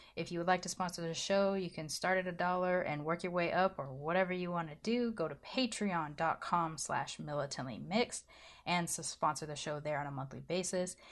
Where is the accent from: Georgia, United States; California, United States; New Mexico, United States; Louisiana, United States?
California, United States; Southern; I grew up in Southern California.